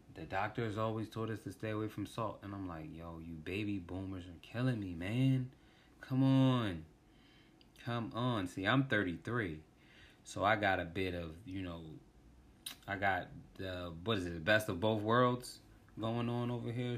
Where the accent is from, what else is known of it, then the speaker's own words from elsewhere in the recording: Washington, District of Columbia, United States; I was born in, um, D C, Washington, D C.